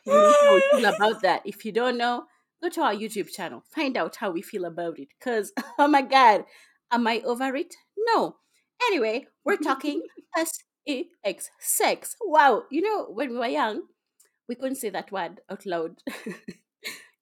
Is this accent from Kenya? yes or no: yes; Kenya; I'm a Kenyan